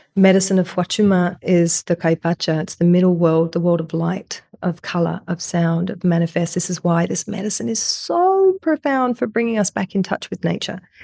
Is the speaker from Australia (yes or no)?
yes; Australia; I'm this Australian woman